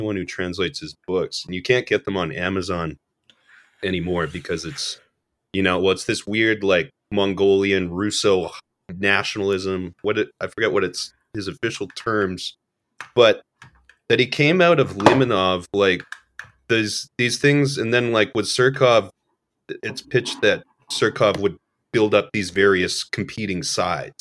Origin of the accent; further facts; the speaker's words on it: Alberta, Canada; moved away; I'm from Alberta originally